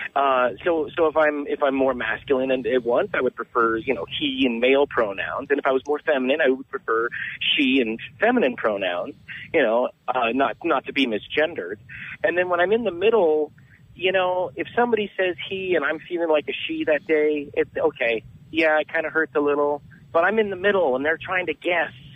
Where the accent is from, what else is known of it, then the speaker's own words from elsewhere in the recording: Southern California, United States; also born or lived in San Diego; I'm from Southern California, but right now I reside in San Diego